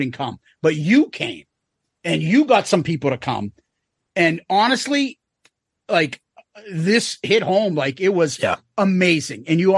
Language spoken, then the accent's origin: English; Boston, Massachusetts, United States